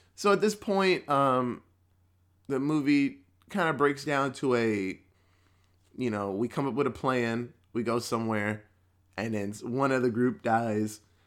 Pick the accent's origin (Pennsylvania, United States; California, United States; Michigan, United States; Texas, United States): Texas, United States; as a Texan